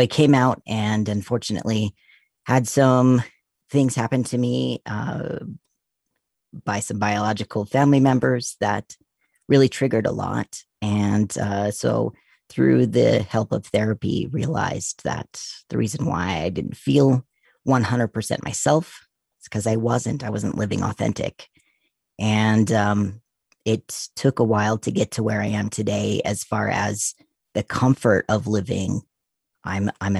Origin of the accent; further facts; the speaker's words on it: Utah, United States; I grew up in Utah